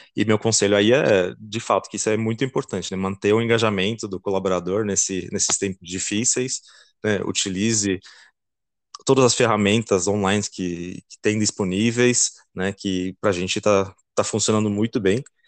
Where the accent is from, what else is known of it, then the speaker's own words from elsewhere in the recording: Belgium; Portuguese is a second language; moved away as an adult; now in Brazil; Eu sou belga, uh, estudei engenharia e marketing na Bélgica